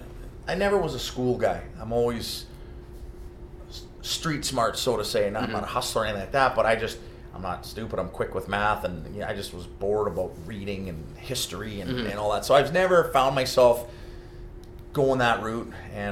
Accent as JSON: {"language": "English", "town": "White Rock", "region": "British Columbia", "country": "Canada", "tie": "born or raised there", "moved": "yes", "lives_now": "Los Angeles, United States", "said": "I grew up in White Rock, which is suburb of Vancouver, 30 mm-hmm. minutes outside of Vancouver. And, yeah, I went to school there"}